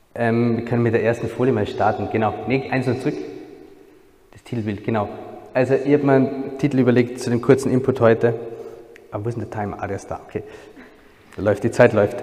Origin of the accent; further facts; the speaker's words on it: a small village near Salzburg, Austria; Ich bin Österreicher, ähm, komme ursprünglich aus einem kleinen Dorf in der Nähe von Salzburg